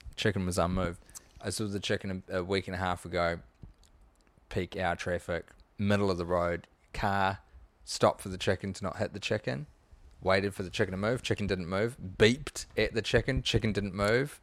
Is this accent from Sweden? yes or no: no; New Zealand; as a New Zealander